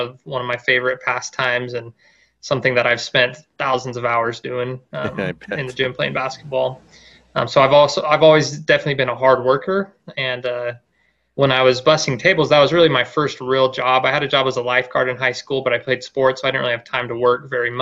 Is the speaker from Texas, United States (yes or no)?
no; Safford, Arizona, United States; moved away as an adult; also born or lived in Washington; now in Gilbert, United States; I started a little over 2 years ago altogether in my hometown